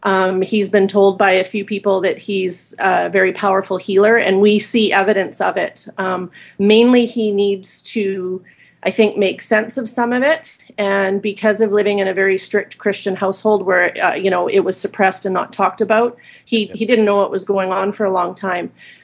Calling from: Vancouver Island, British Columbia, Canada; I'm calling from Vancouver Island, Canada, just north of you, not too far.

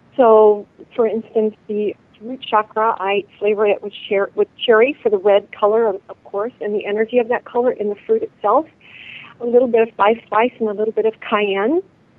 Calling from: Cedar Rapids, Iowa, United States; I'm calling from Cedar Rapids, Iowa.

